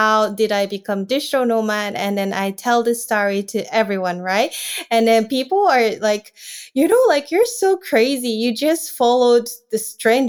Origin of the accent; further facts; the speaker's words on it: Japan; from Japan